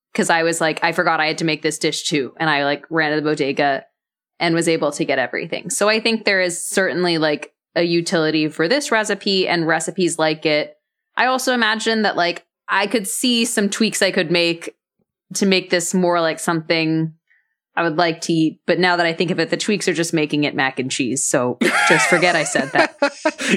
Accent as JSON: {"language": "English", "town": "Dallas", "region": "Texas", "country": "United States", "tie": "born or raised there", "said": "I grew up in Dallas, Texas."}